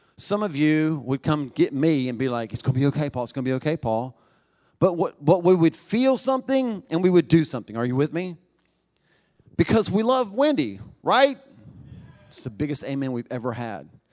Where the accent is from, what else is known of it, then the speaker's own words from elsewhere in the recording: United States; 'Cause I'm American